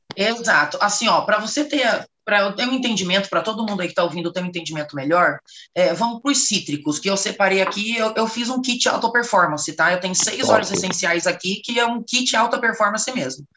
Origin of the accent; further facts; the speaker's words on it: Rondônia, Brazil; moved away as an adult; now in São Paulo, Brazil; eu sou de Rondônia, tem agora em agosto faz nove anos que eu moro em São Paulo.